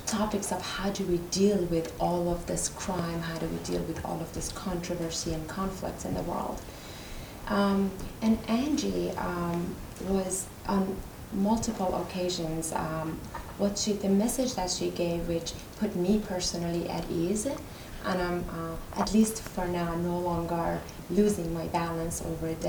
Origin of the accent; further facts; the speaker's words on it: Iran; moved away; I'm from Iran